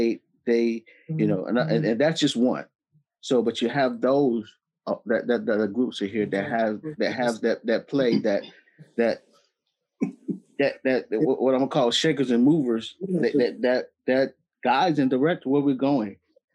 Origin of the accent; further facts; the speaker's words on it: the South, United States; we're from the South.